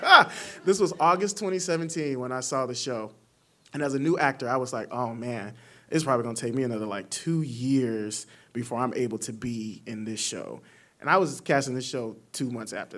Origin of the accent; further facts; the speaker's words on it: the South, United States; also born or lived in Arkansas; I'm from the South